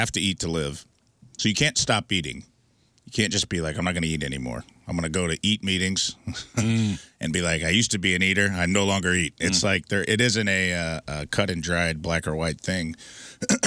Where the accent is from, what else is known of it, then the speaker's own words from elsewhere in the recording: Dowell, Illinois, United States; the 500 people in my hometown, and there were a lot of Lanzinis and Ogolinis, a lot of Enis and Onis, and a lot. Like an exorbitant amount for Southern Illinois.